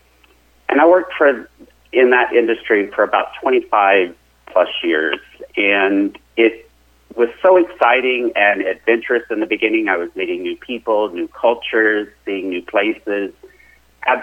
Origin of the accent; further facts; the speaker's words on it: Joplin, Missouri, United States; I grew up in southwest Missouri, down in the Joplin area.